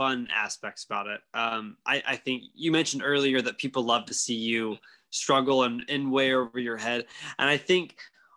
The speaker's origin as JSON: {"language": "English", "region": "Louisiana", "country": "United States", "tie": "born or raised there", "said": "growing up in Louisiana"}